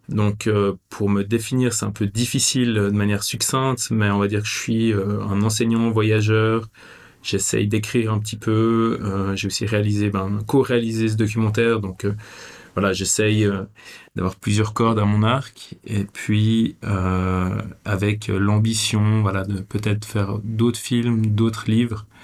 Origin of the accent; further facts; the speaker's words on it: Vevey, Vaud, Switzerland; euh, je suis né à Vevey, je suis suisse